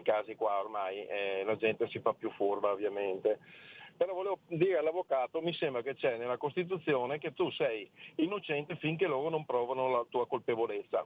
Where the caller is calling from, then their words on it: Friuli-Venezia Giulia, Italy; chiamo dal Friuli